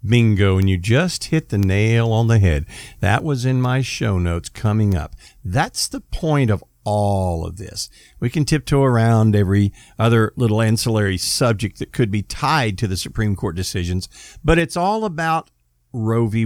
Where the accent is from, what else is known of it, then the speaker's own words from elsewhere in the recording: United States; I'm an American